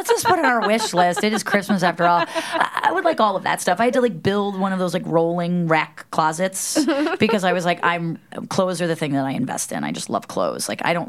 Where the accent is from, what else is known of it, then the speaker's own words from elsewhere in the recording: New York, United States; and I'm like a New Yorker with that New Yorker DNA. So I'm just like always so neurotic.